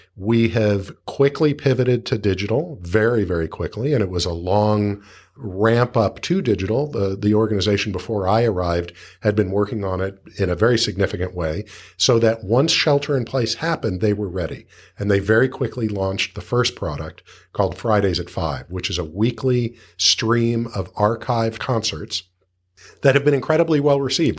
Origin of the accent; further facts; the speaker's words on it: Los Angeles, California, United States; I grew up in Los Angeles